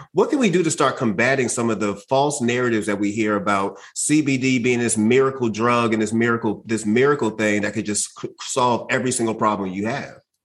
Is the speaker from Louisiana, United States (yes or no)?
no; Boston, Massachusetts, United States; I'm from Boston. I'm from Mattapan, as I mentioned, and I, I grew up around a, a, lot of Haitians